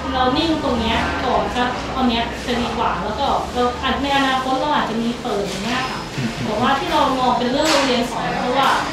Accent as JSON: {"language": "Thai", "region": "Khon Kaen", "country": "Thailand", "said": "เราเป็นคนขอนแก่นเราก็เลยไม่ได้อยากไปอยู่ที่อื่นเพราะว่ามีคุณพ่อคุณแม่ด้วย"}